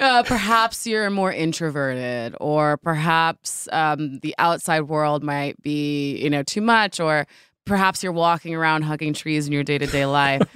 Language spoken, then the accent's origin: English; New Jersey, United States; I grew up in Jersey